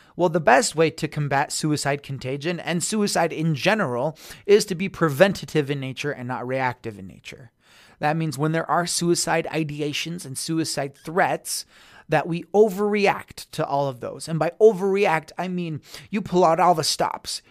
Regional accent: Tooele County, Utah, United States; that's my hometown

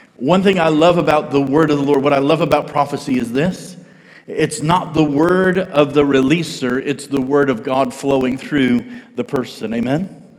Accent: United States; I'm an American

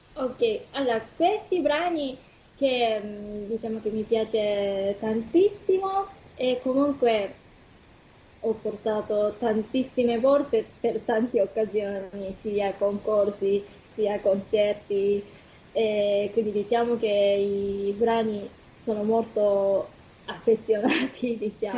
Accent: Kumamoto, Japan; Italian is a second language; moved away as an adult; also born or lived in Tokyo, Japan; now in Italy; sono giapponese, sono venuta da una città che si chiama Kumamoto.

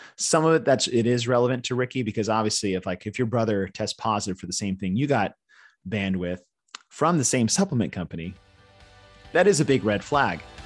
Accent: Texas, United States; also born or lived in Arizona / California; I've been in Texas since I was nine

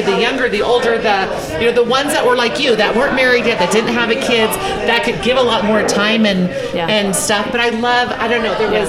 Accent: Santa Barbara, California, United States; now in Utah, United States; I'm born and raised in Santa Barbara.

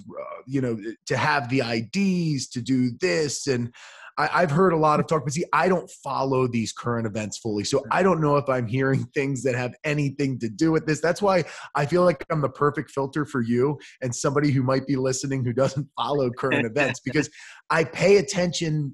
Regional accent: United States; I'm so American

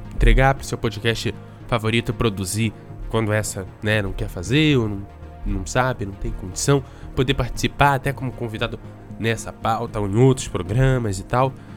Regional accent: Rio de Janeiro, Brazil; now in Espírito Santo, Brazil; eu sou carioca

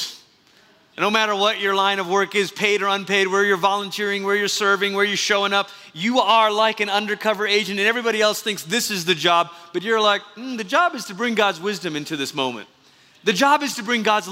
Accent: Malaysia; moved away; We've been impacted by growing up in Malaysia

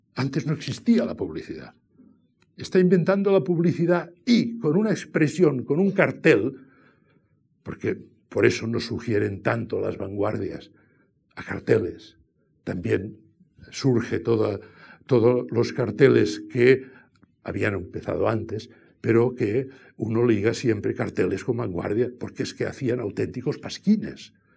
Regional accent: Catalonia, Spain; yo soy catalán

